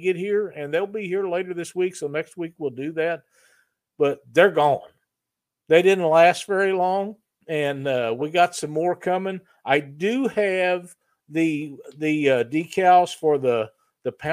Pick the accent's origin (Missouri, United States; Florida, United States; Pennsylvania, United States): Missouri, United States; my home state of Missouri